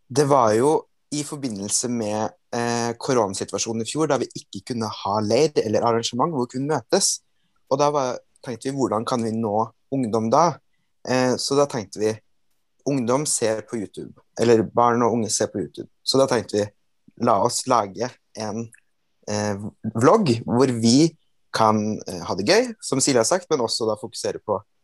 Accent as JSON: {"language": "Norwegian", "region": "Trøndelag", "country": "Norway", "said": "Jeg er fra Trøndelag"}